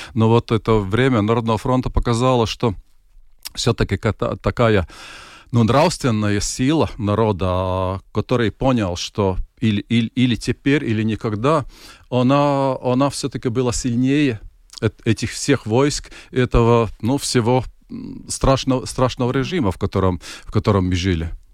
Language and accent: Russian; Latvia